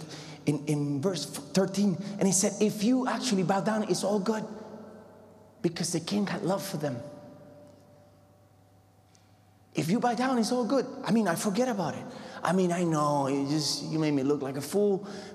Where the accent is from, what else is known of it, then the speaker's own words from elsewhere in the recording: Puerto Rico; moved away; I come from the Puerto Rico, the Caribbean